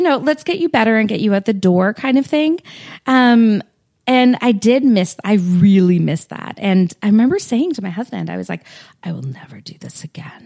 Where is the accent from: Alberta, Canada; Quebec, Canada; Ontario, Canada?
Ontario, Canada; Stouffville; now in Toronto, Canada; I grew up in Stouffville, so I mean, I know York